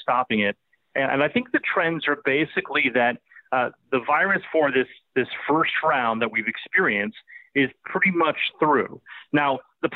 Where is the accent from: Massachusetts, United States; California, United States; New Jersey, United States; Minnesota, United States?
California, United States; the Bay Area; moved away; The Bay Area, my hometown there